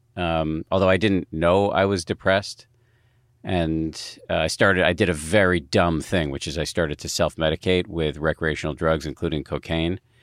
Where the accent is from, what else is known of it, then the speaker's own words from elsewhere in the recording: United States; as an American